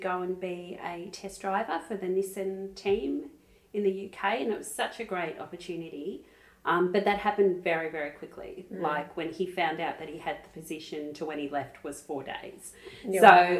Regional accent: Traralgon, Victoria, Australia; now in Melbourne, Australia; So I was actually living in Melbourne. I was moved from Gippsland, from Traralgon, living in Melbourne for 6 months working at Channel 9.

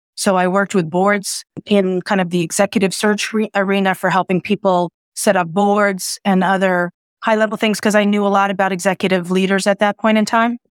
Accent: New York City, New York, United States; also born or lived in central New Jersey; now in New Jersey, United States; I'm a New Yorker because once you're born there, grow up there, I'm just a New Yorker living in the suburbs

